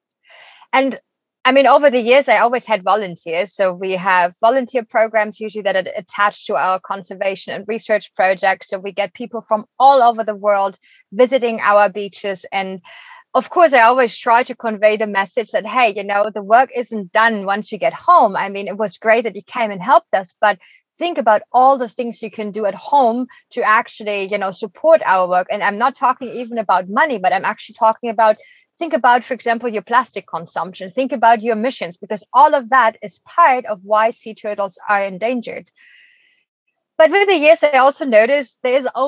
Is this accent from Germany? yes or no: yes; Germany; moved away as an adult; now in Costa Rica; I'm originally from Germany